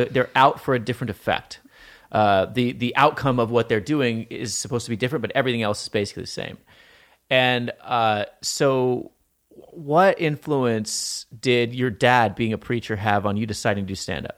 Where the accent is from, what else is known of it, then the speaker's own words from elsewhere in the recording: Montana, United States; I grew up in Montana